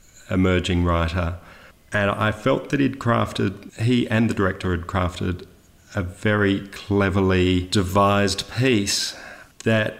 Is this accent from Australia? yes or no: yes; Sydney, New South Wales, Australia; I was born in Sydney in the 70s. Youngest of four children